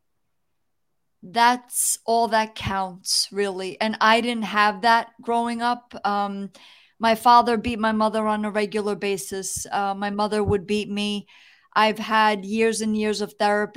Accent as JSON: {"language": "English", "region": "New Jersey", "country": "United States", "tie": "born or raised there", "also_born_or_lived": "New York City", "said": "I grew up in New Jersey in a good neighborhood"}